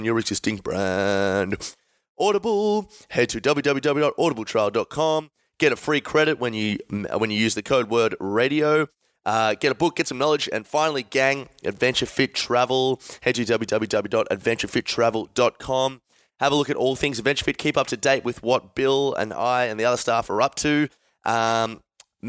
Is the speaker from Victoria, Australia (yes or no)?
yes; Melbourne, Victoria, Australia; we are from Melbourne